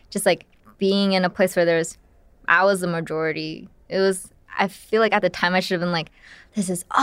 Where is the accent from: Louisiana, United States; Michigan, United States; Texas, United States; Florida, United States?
Florida, United States; Brandon; moved away; I grew up in Florida mm-hmm. in a really tiny town or city called Brandon